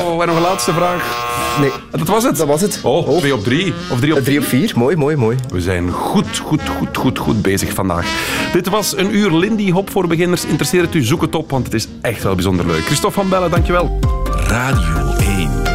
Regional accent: Beveren, Flanders, Belgium; ik ben van Beveren

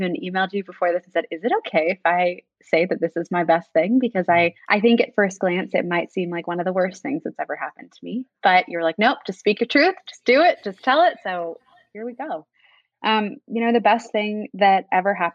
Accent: Annapolis, Maryland, United States; in my hometown of Annapolis

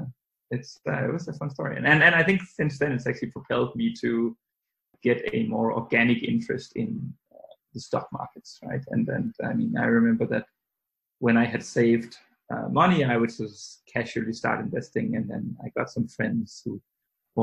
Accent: Denmark; now in London, United Kingdom; I'm originally from Denmark, but I now reside in London.

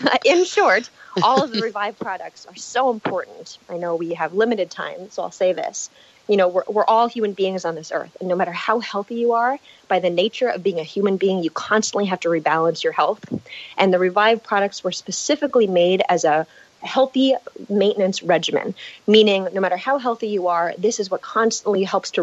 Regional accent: San Diego, California, United States; I come from San Diego, California, grew up here in La Jolla

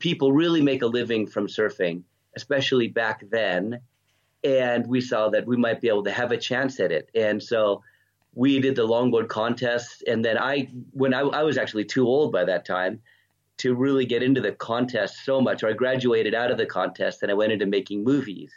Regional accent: Southern California, United States; moved away as an adult; also born or lived in Redondo Beach, California / Palos Verdes Estates, California; now in Noosa Heads, Australia; I grew up in Southern California and then moved to Australia when I was 33 years old in 1998.

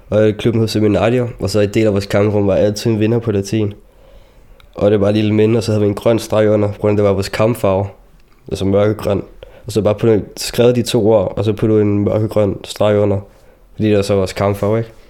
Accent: Palestine; now in Denmark; fordi jeg var selv palæstinenser, så det var en klub, hvor der kun var palæstinenser, der gik på det.

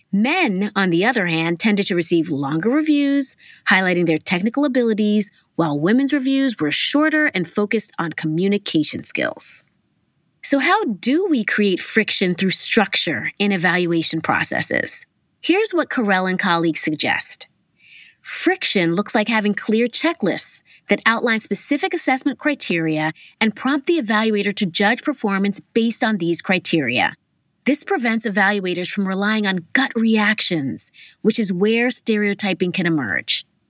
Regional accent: New York City, New York, United States; Growing up in Harlem in the eighties and nineties, which was predominantly Black and Latino

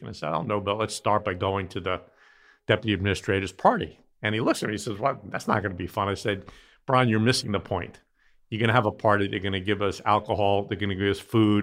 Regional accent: New York City, New York, United States; I grew up in Brooklyn

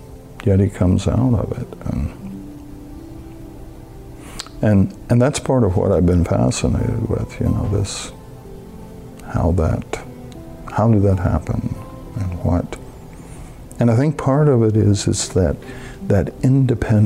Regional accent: Tennessee, United States; now in Hannibal, United States; I'm from Tennessee originally. My grandfather had a cotton farm that I worked on growing up

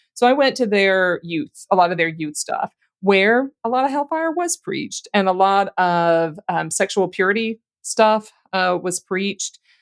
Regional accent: Louisiana, United States; I grew up in Louisiana

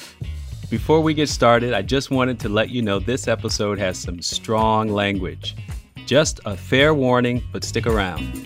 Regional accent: Chicago, Illinois, United States; moved away as an adult; So I'm a Chicagoan. I love my city, but I haven't lived in Chicago since I was twenty-two years old.

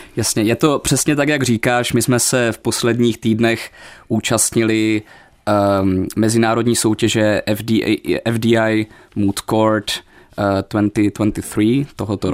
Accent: Ostrava, Moravian-Silesian Region, Czechia; accent: Ostrava; moved away as an adult; now in Prague, Czech Republic; já se samozřejmě stále cítím být ostravákem, nějakou dobu žiju v Praze, ale jde to poznat i na mě, i na mojem přízvuku

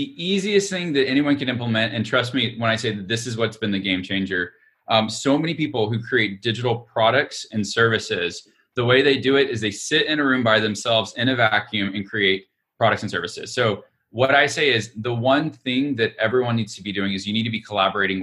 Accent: Alabama, United States; I'm from Alabama. I'm an Alabamian

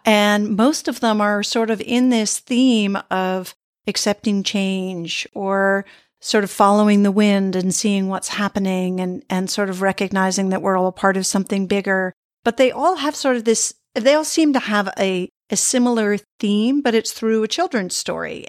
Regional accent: United States; moved away; also born or lived in Sweden; I was became Swedish after living there for many years, but I'm American by birth.

